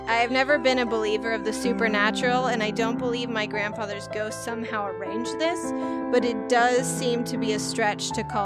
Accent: Canada; We named her Raven. Not a super common name here. I'm Canadian.

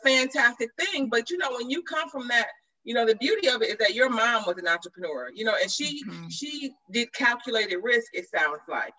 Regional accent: Detroit, Michigan, United States; we're from Detroit

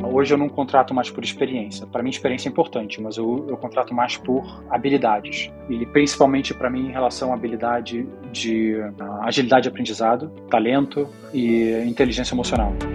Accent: Brazil; moved away as an adult; also born or lived in Israel / Spain; now in Zurich, Switzerland; a gente se mudou para o Brasil quando eu tinha seis anos

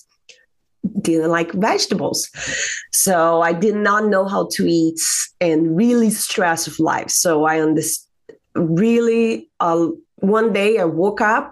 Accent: Brazil; moved away as an adult; now in United States; I'm from Brazil, originally from Brazil, came to the United States 2009.

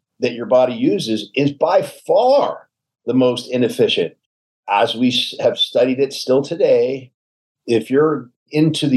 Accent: the South, United States; I'm a Southerner, so I mean guys and gals by just saying guys

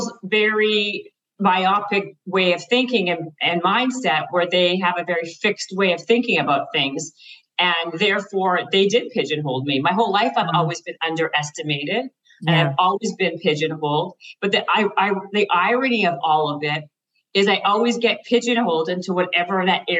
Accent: Canada; moved away as an adult; now in Los Angeles, United States; I'm Canadian.

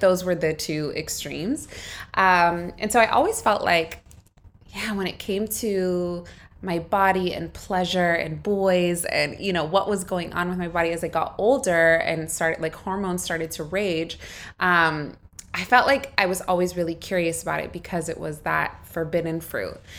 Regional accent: United States; moved away; I grew up in the States. My parents immigrated to California from Egypt

